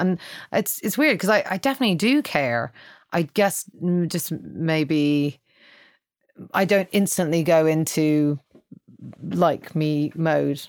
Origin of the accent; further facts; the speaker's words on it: Ireland; I'm Irish